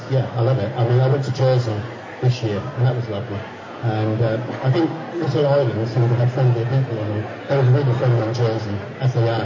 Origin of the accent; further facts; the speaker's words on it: Norwich, East of England, United Kingdom; I'm at university as a mature student of my hometown in Norwich.